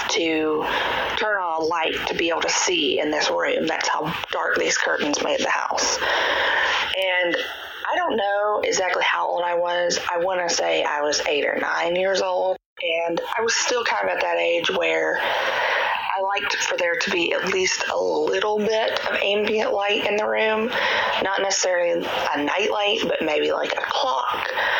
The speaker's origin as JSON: {"language": "English", "region": "Georgia", "country": "United States", "said": "I'm from Georgia."}